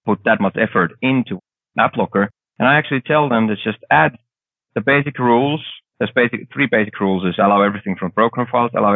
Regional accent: Finland; I'm coming from Finland with, like, we had one big company before

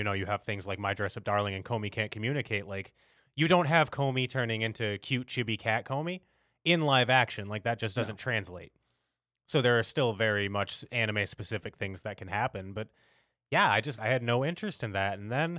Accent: United States; as an American anime fan who grew up in Toonami

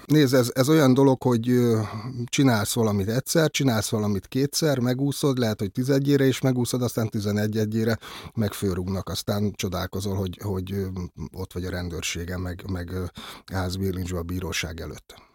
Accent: Budapest, Hungary; egyszerű cinkotai paraszgyerek lévén

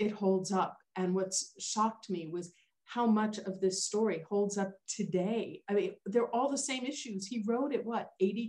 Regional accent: New York City, New York, United States; And I'm a city kid. You know, I grew up in New York City, made, born and raised, you know

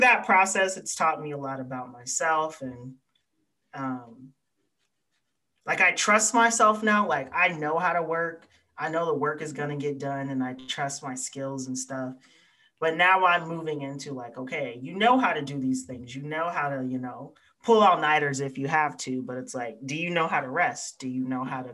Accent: the American South, United States; accent: Black Southern English; I'm Black, Southern, English

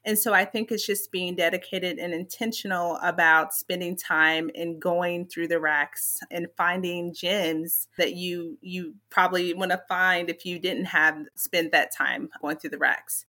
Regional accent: Lexington, Kentucky, United States; moved away; I was born and raised in Lexington, Kentucky

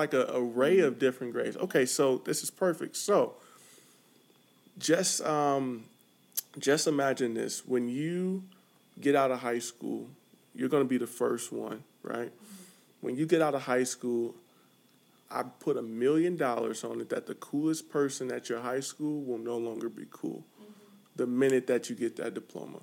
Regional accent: St. Louis, Missouri, United States; also born or lived in Chicago; now in California, United States; I come from St. Louis, Missouri, lived in Chicago, and now I'm in California.

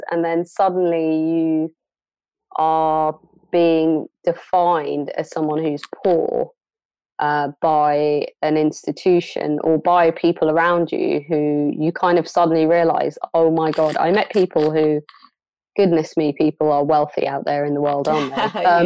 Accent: London, United Kingdom; born or raised there; moved away as an adult; now in Bristol, United Kingdom

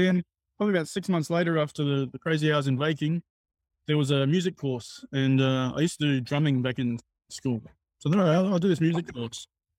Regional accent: Australia; moved away as an adult; also born or lived in Sydney, Australia; now in Niigata, Japan; I'm Australian. Been living in Sydney for 20 or so years.

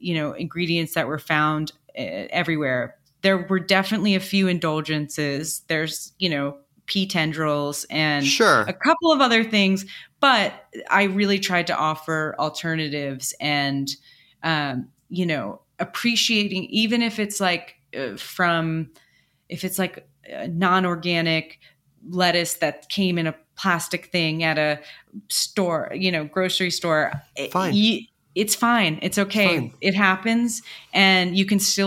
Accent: Shelter Island, New York, United States; moved away; I grew up on Shelter Island off of Long Island.

